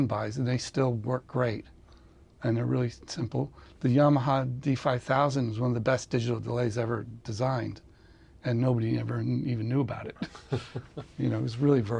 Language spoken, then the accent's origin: English; Greenwich, Connecticut, United States; I grew up in Greenwich, Connecticut